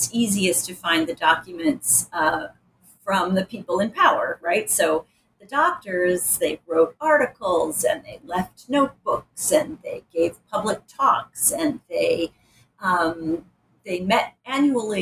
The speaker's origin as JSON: {"language": "English", "town": "Rochester", "region": "New York", "country": "United States", "tie": "born or raised there", "said": "I grew up in Rochester"}